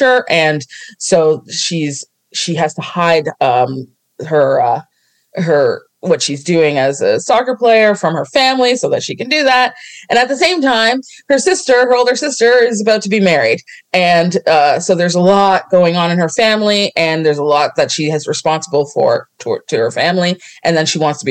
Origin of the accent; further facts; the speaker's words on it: Toronto, Ontario, Canada; I'm from Toronto, you know, and specifically Scarborough